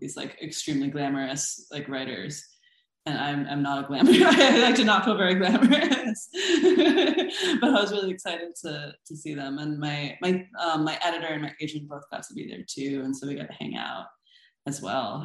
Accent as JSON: {"language": "English", "town": "Des Moines", "region": "Iowa", "country": "United States", "tie": "born or raised there", "also_born_or_lived": "Boston", "moved": "as an adult", "lives_now": "Philadelphia, United States", "said": "I grew up in Des Moines, Iowa, where my mother got a job there"}